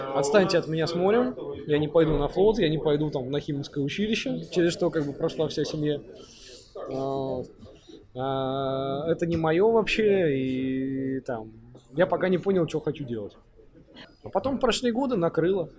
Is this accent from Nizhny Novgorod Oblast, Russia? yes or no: no; Far North, Murmansk Oblast, Russia; also born or lived in Saint Petersburg (Leningrad); рожденный в Ленинграде в СССР, ну, буквально там 2-3 месяца меня увезли на крайний север, и там сознательное свое детство я провел там.